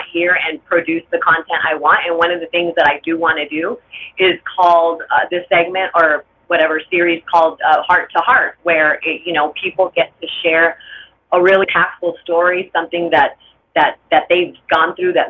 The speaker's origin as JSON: {"language": "English", "town": "Los Angeles", "region": "California", "country": "United States", "tie": "born or raised there", "said": "I grew up in LA in HP, a very gang infested neighborhood."}